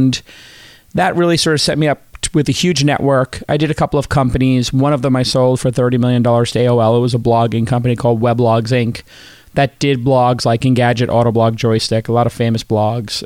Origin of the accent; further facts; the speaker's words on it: New York City, New York, United States; I'm a kid from Brooklyn and got into computers